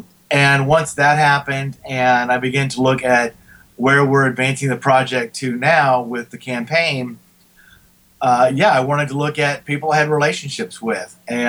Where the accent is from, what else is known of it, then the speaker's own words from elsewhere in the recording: Houston, Texas, United States; Carbach, which is in my hometown of Houston